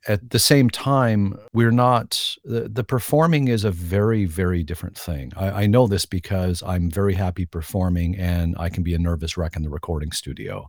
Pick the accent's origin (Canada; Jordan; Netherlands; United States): Canada